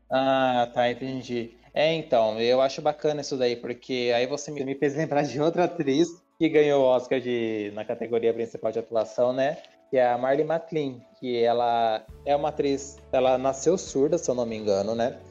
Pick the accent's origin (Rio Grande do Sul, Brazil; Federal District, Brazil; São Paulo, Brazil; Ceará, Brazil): São Paulo, Brazil; Bauru; que nem eu e a Camila, a gente é daqui de Bauru